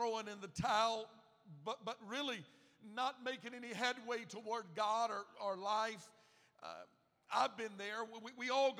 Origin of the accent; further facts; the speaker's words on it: Gulf Coast, United States; I grew up on the Gulf Coast